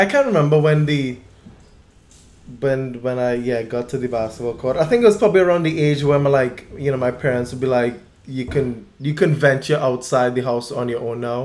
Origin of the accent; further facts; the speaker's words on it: Trinidad & Tobago; also born or lived in Baltimore; now in San Diego, United States; growing up in my neighborhood in Trinidad, I spent an enormous amount of time on the basketball court